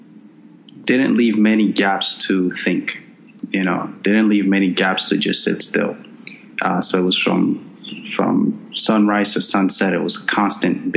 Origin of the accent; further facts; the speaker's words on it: Dominican Republic; I was born in the Dominican Republic, and during that time, my father came to the States when I was about 2 years old, and from the ages of 2 to 6, I lived with my mother